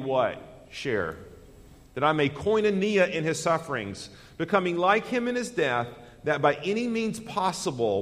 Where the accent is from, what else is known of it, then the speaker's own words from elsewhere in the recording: United States; as an American citizen